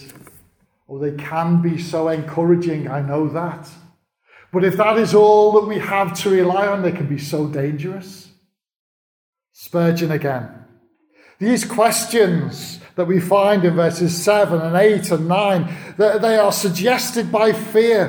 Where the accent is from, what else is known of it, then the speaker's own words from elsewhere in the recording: United Kingdom; we're very British